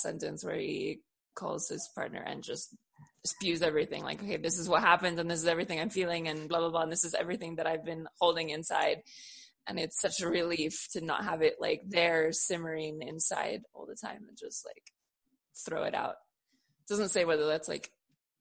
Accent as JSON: {"language": "English", "town": "San Francisco", "region": "California", "country": "United States", "tie": "born or raised there", "said": "I was born in San Francisco in the late 80s"}